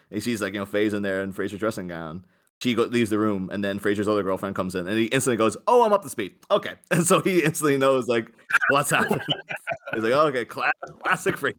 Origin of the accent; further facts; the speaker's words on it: Northern Ireland, United Kingdom; growing up in, in Ireland, you know, all we had was Catholics, Protestants